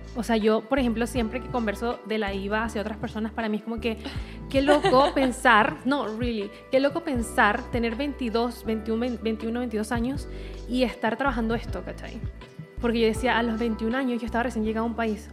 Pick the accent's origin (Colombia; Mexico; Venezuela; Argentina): Venezuela; now in Chile; me pasaba lo mismo en Venezuela muchas veces y no sentía que pertenecía a Venezuela